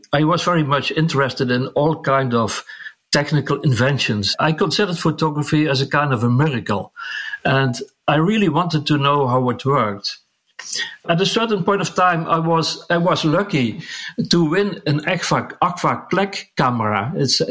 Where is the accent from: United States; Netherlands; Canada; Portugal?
Netherlands; southern part of the Netherlands, southern Netherlands; I could start working at a large printing company here in my hometown